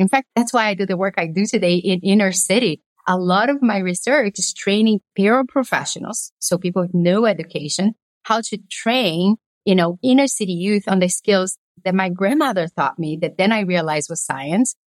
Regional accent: Belo Horizonte, Minas Gerais, Brazil; also born or lived in Governador Valadares, Brazil; now in United States; I was born in a little town called Governador Valadares and then moved to Belo Horizonte

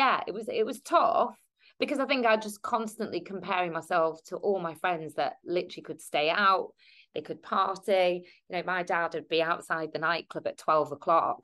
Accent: United Kingdom; I'm British Asian. Do you know what I mean? Because I was born here

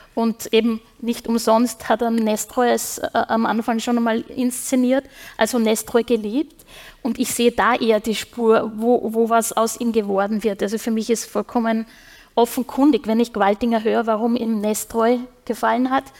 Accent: Upper Austria, Austria; now in Vienna, Austria; ich komme ja aus Oberösterreich gebürtig

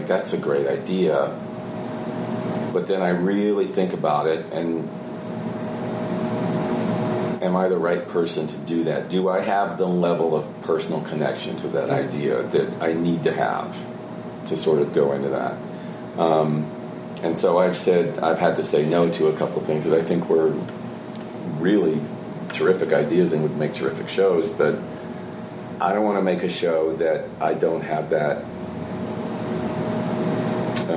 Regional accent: the South, United States; I'm from the South

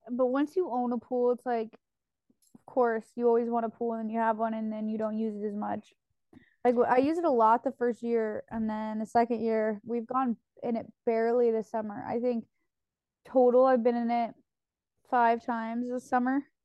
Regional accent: Oregon, United States; moved away; I come from Oregon

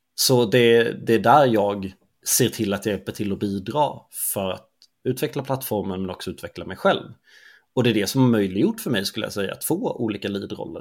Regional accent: Småland, Sweden; Jag är ju smålänning

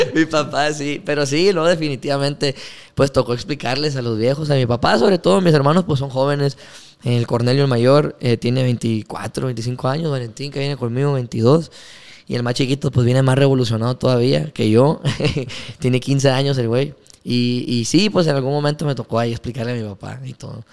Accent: Ciudad Obregón, Sonora, Mexico; Nosotros decimos somos de Obregón

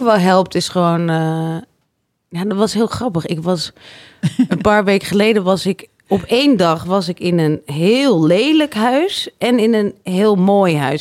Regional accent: Harderwijk, Gelderland, Netherlands; ik kom uit Harderwijk

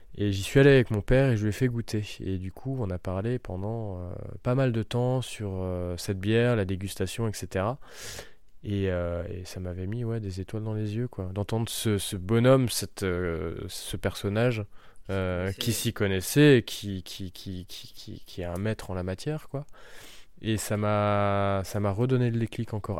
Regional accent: Schiltigheim, Grand Est, France; also born or lived in Jura / Poligny; je suis né à Strasbourg, à Schiltigheim, donc le quartier des brasseurs

